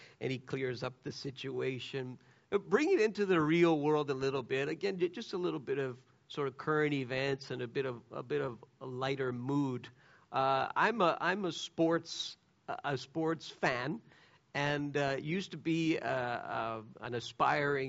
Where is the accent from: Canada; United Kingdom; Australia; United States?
Canada; I'm a Canadian